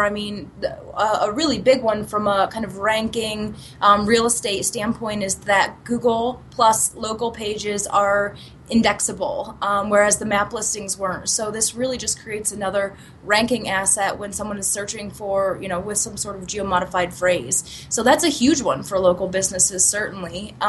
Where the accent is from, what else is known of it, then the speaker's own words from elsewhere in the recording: Pennsylvania, United States; I'm from Pennsylvania, so it's Zagat.